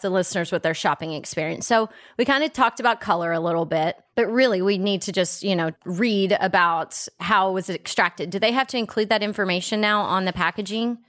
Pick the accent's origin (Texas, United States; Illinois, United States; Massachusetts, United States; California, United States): Texas, United States; I'm from Texas